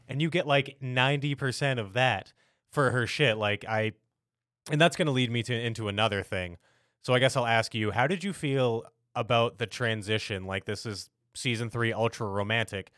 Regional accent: United States; as an American

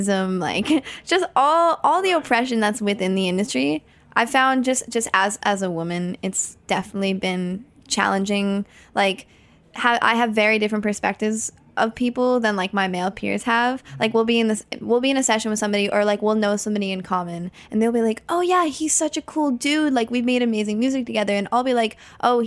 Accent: New Jersey, United States; New Jersey, my hometown

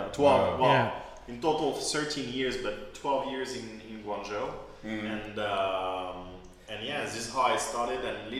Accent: France; moved away; I was born and raised in France.

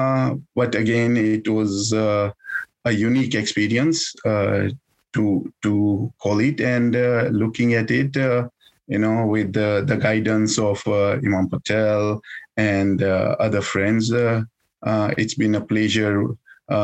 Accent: Kenya; moved away as an adult; now in Canada; I come from Kenya, and I'm born in Kenya.

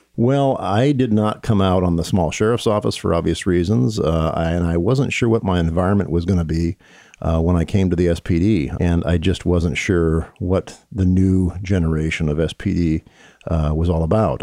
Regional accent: Bellevue, Washington, United States; I was raised on the East Side in Bellevue

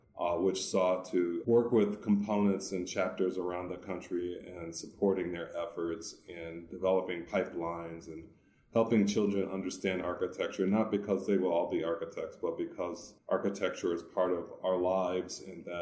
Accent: Detroit, Michigan, United States; moved away as an adult; also born or lived in Washington, D.C. / Illinois; now in Arizona, United States; I'm originally from Detroit. I've been out of Detroit now for 20 years

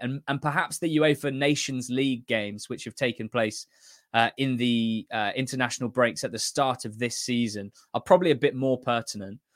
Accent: England, United Kingdom; I'm representing the enemy and, uh, obviously Scotland's group rivals England

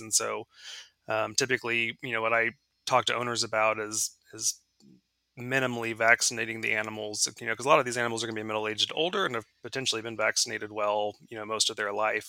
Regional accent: Dallas, Texas, United States; moved away as an adult; also born or lived in Indiana; now in Georgia, United States; I'm originally from Dallas, Texas

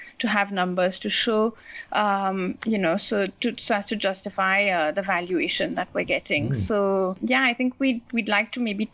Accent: Mauritius; now in India; I'm from Mauritius

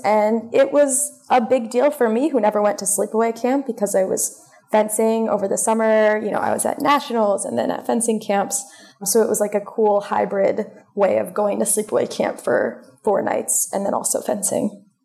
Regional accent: Westchester County, New York, United States; I grew up in Westchester County, New York, so only a 45 minute train ride from Columbia's campus

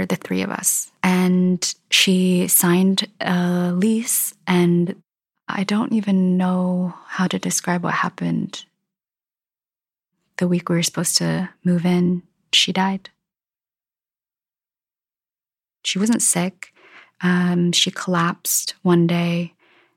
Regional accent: Minnesota, United States; I grew up in Minnesota

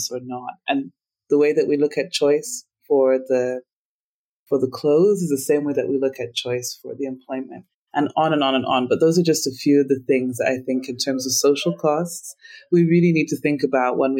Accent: Uganda

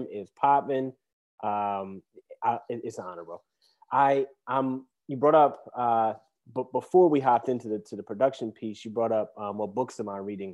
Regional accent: Philadelphia, Pennsylvania, United States; I'm from the Mount Airy section of Philadelphia

